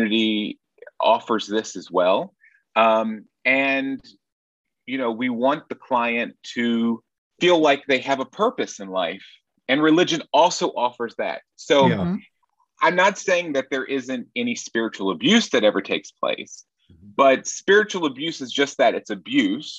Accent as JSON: {"language": "English", "town": "Nashville", "region": "Tennessee", "country": "United States", "tie": "born or raised there", "moved": "as an adult", "lives_now": "Berlin, Germany", "said": "I'm originally from Nashville, Tennessee"}